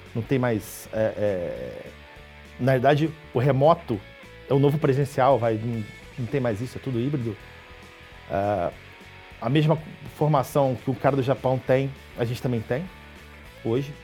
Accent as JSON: {"language": "Portuguese", "town": "Niterói", "region": "Rio de Janeiro", "country": "Brazil", "tie": "born or raised there", "said": "sou do Rio, né? nascido em Niterói, lá uma cidade ali do lado do Rio"}